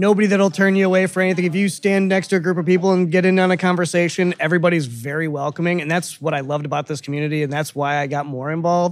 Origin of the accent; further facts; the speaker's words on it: Detroit, Michigan, United States; also born or lived in Florida; now in Nashville, United States; I originally hail from Detroit, and I lived in Florida for quite a long time before moving up here.